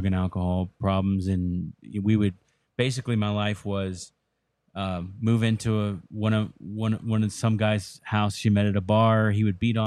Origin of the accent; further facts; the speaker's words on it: Dallas, Texas, United States; moved away as an adult; also born or lived in Florida / South Carolina / Connecticut / Norfolk; I grew up mostly in Dallas, Fort Worth